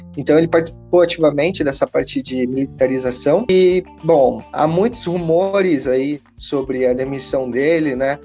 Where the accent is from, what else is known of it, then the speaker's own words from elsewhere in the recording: Brazil; eu como brasileiro